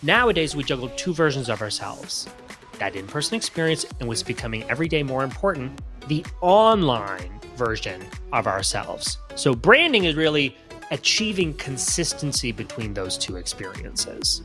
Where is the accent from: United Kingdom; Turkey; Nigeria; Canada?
Canada; now in Florida, United States; I grew up in Canada. I'm Canadian still